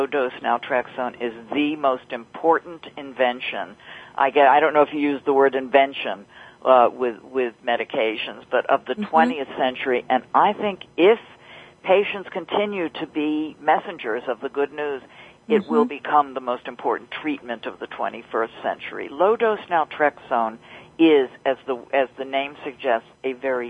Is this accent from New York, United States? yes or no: yes; New York City, New York, United States; I'm from New York